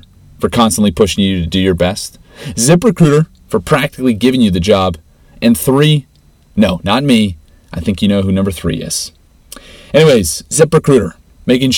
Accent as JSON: {"language": "English", "town": "Regina", "region": "Saskatchewan", "country": "Canada", "tie": "born or raised there", "said": "Growing up in Regina, there's a close-knit culture and community bond"}